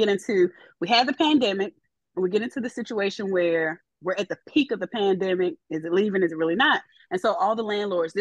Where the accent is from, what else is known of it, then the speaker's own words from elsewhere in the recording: Virginia, United States; moved away as an adult; now in Florida, United States; come back to Virginia and I would have a house